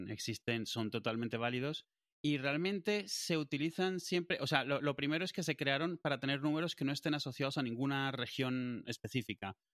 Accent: Madrid, Community of Madrid, Spain; Eh, de Madrid, yo soy de Madrid, quiero que me llame alguien de aquí.

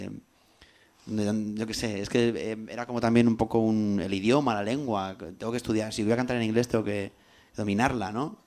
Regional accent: Albacete, Castilla-La Mancha, Spain; first language Spanish; also born or lived in London; now in Madrid, Spain; nací en Albacete

